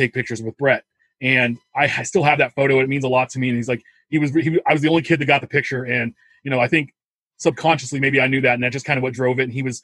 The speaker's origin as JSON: {"language": "English", "town": "Wichita", "region": "Kansas", "country": "United States", "tie": "born or raised there", "said": "A kid growing up in Wichita, Kansas in the early 80s"}